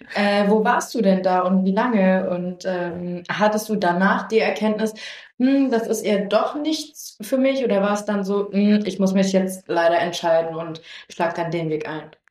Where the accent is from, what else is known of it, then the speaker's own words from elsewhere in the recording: Lower Saxony, Germany; ich komme aus Niedersachsen